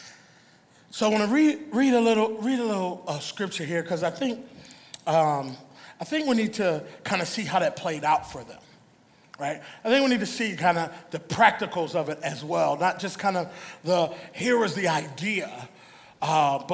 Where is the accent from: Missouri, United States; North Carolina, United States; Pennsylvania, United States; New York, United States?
Pennsylvania, United States; Philadelphia; back in the neighborhood where I grew up in Philly